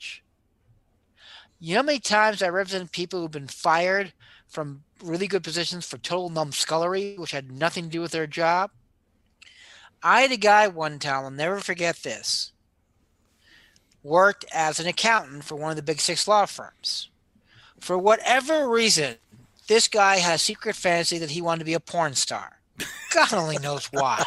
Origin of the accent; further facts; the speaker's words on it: New Jersey, United States; when I was growing up in New Jersey